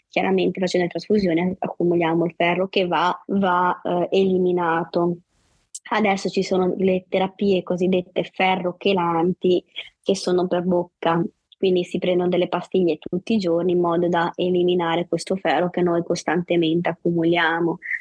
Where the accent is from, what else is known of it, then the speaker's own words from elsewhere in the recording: Savona, Liguria, Italy; vivo, e sono nata a Savona in Liguria